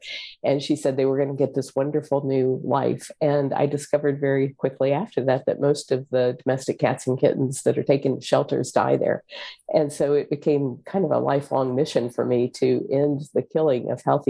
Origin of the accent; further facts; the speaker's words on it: Florida, United States; also born or lived in San Antonio, Texas / West Virginia; I was born in San Antonio, Texas, but I grew up mostly in Florida and West Virginia.